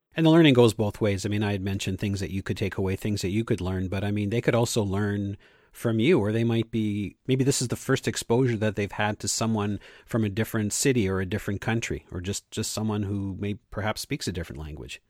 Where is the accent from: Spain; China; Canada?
Canada; I was from Canada